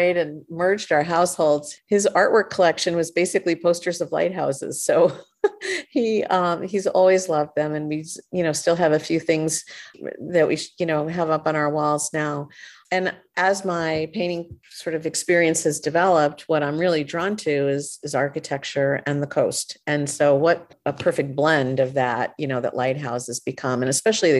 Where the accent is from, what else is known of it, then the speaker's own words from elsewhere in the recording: Hastings-on-Hudson, New York, United States; I'm from Hastings-on-Hudson, which is just across the river